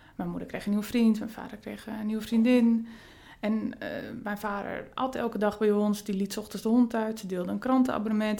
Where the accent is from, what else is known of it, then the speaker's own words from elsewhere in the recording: Friesland, Netherlands; moved away as an adult; also born or lived in Rotterdam; Ik kom zelf uit Friesland